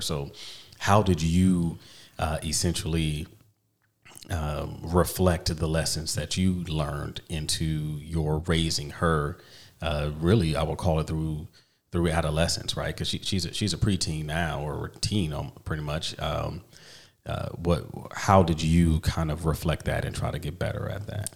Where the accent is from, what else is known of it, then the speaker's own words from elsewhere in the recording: East Coast, United States; I grew up on the East Coast